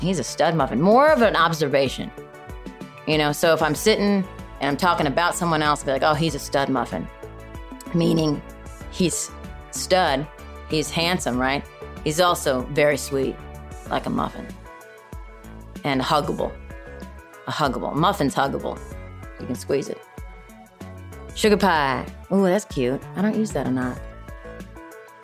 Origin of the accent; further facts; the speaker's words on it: Chicago, Illinois, United States; moved away; I'm originally from Chicago